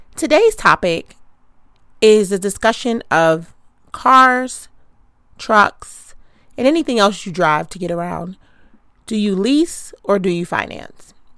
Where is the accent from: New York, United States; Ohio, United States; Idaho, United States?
New York, United States; New York City; I'm from Queens